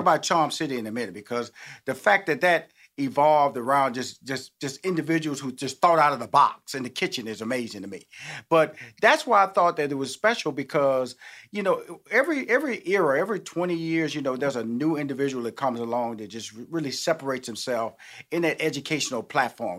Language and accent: English; Texas, United States; now in Atlanta, United States; I come from Texas, which is Bluebell ice cream country. So I kind of like grew up on Bluebell ice cream